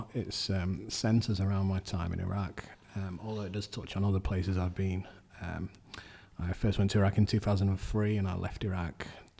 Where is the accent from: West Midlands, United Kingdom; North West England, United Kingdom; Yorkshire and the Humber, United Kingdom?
Yorkshire and the Humber, United Kingdom; Sheffield; I'm originally from Sheffield. I grew up in Broomhill and High Green, and I went to Notre Dame High School and Fulwood.